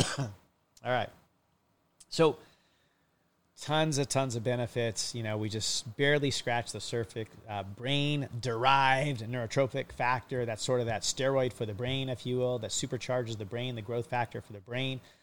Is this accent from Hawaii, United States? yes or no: yes; Hawaii, United States; I'm a kid from Hawaii for 30 plus years of my life